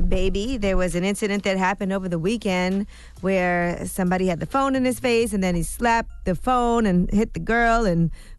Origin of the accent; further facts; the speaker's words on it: Brooklyn, New York, United States; There's so many songs I want to hear because you know I'm from Brooklyn.